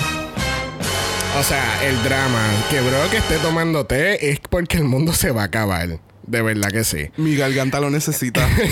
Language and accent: Spanish; Puerto Rico; Nosotros somos de Puerto Rico.